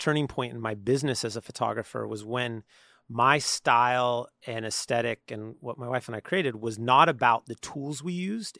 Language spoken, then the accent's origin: English; San Leandro, California, United States; also born or lived in Oakland; I mean, I've born and raised in San Leandro, which is just south of Oakland, and then also Oakland.